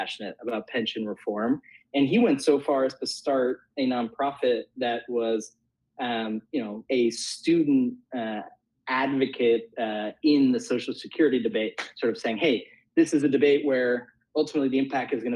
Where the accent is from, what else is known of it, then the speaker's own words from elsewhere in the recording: Bay Area, California, United States; I grew up in the Bay Area, and my parents are both Italian